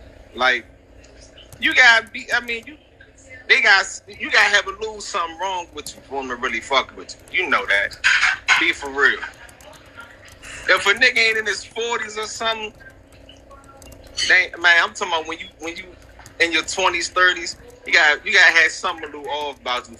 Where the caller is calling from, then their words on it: Maryland, United States; also born or lived in Oklahoma; I'm calling from Oklahoma, but I live in Maryland though.